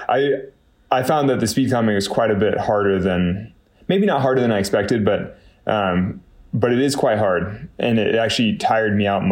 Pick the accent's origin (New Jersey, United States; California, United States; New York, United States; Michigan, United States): California, United States; Northern; I had the misfortune of growing up in Northern California